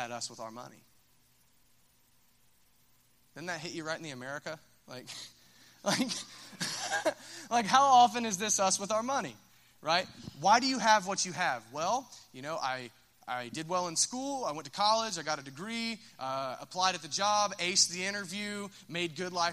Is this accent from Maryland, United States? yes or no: no; Minford, Ohio, United States; I'm from Minford